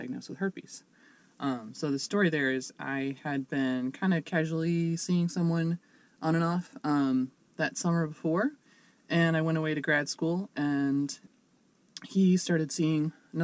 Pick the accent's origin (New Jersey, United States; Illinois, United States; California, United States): Illinois, United States; Chicago suburbs; moved away as an adult; now in Normal, United States; I am originally from the Chicago suburbs. I'm actually a grad student down at ISU right now